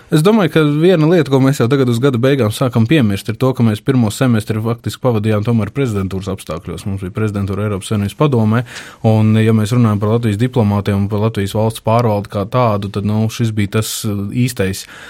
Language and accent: Latvian; Latvia